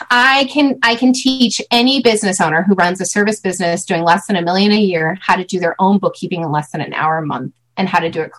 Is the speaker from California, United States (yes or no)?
yes; California, United States; I'm from California.